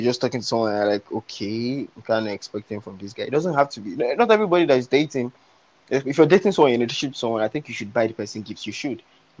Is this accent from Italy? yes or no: no; Nigeria; when I was still growing up in Suleri